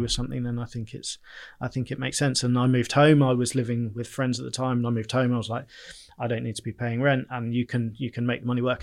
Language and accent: English; Bournemouth, South West England, United Kingdom; I'm from Bournemouth. I, I've always lived locally. Uh, I have, um, yeah, I, I grew up, went to Bournemouth School